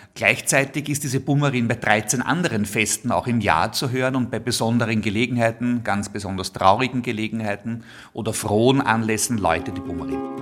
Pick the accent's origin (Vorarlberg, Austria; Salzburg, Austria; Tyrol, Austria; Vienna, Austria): Vienna, Austria; Ich bin in Wien geboren, ich liebe Wien, ich darf im Zentrum der Stadt Wien heute leben und arbeiten